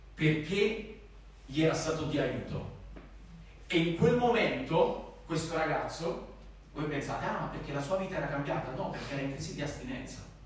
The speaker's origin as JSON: {"language": "Italian", "town": "Naples", "region": "Campania", "country": "Italy", "accent": "Neapolitan", "said": "ho l'accento napoletano"}